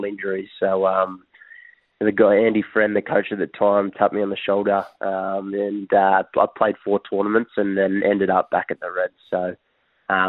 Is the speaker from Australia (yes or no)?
yes; Queensland, Australia; growing up in Queensland